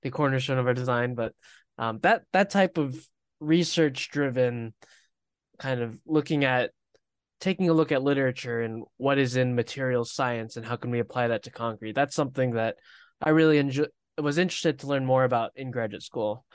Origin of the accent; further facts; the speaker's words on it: Florida, United States; moved away as an adult; also born or lived in Pennsylvania; I was born and raised in Florida